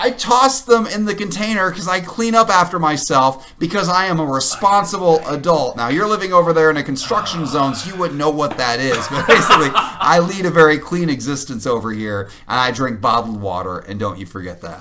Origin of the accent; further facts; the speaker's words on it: Illinois, United States; where I grew up in Illinois